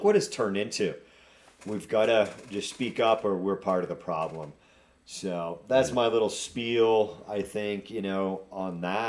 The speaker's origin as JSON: {"language": "English", "town": "Nantucket", "region": "Massachusetts", "country": "United States", "tie": "born or raised there", "moved": "yes", "said": "I grew up on Nantucket Island."}